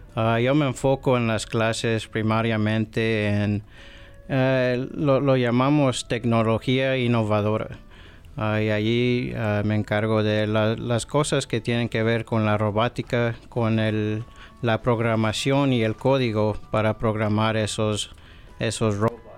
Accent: Wendover, Nevada, United States; moved away; also born or lived in Salt Lake City, Utah; Yo nací en Estados Unidos, nací en Salt Lake City, Utah, me crié en Nevada, en un pueblo chiquito que se llama Wendover

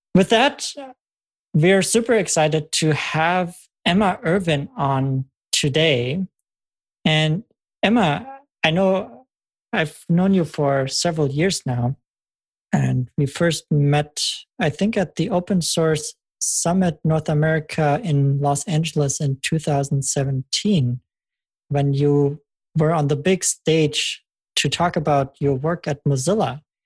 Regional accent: Germany; moved away as an adult; now in United States; I'm originally from Germany

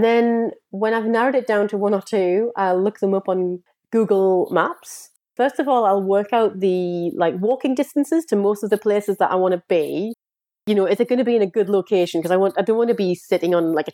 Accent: United Kingdom; I am British.

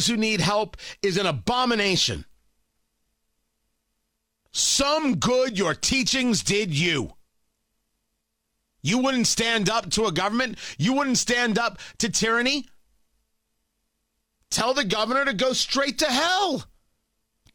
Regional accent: New Jersey, United States; moved away; Growing up in Jersey

